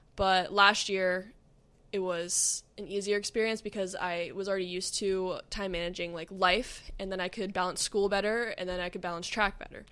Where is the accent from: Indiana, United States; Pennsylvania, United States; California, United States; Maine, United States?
Pennsylvania, United States; moved away as an adult; now in Akron, United States; I moved away from home, so I grew up in Pennsylvania